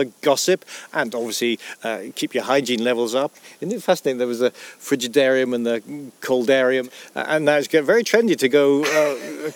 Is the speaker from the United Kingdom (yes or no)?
yes; Scotland, United Kingdom; me being Scottish